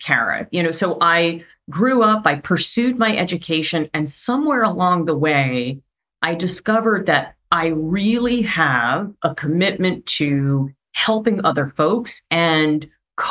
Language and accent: English; New York City, New York, United States; also born or lived in suburbs (unspecified); I was born in Brooklyn, which, you know, if you hear me speak, you can probably tell.